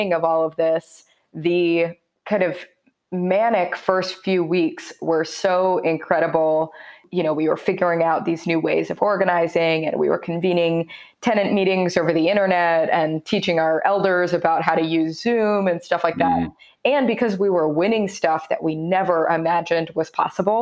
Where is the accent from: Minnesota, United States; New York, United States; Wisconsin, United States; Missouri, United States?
Missouri, United States; Kansas City; moved away; move home and make that happen. So moved back in February